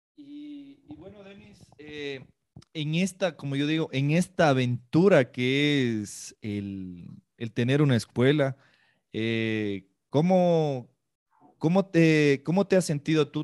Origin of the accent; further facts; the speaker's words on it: Ecuador; yo también soy ecuatoriano